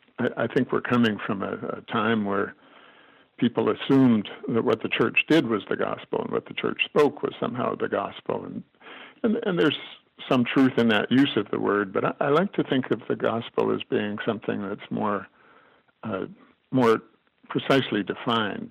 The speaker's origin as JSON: {"language": "English", "region": "Alberta", "country": "Canada", "tie": "born or raised there", "said": "When we were children growing up in Alberta, my dad was a minister, and we didn't have any relatives out that way"}